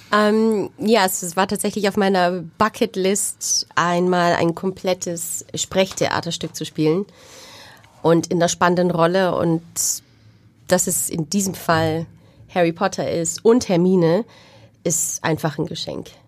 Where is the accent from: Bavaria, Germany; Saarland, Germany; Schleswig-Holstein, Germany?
Bavaria, Germany; Wunsiedel; moved away; Ich bin dort aufgewachsen und dort zur Schule gegangen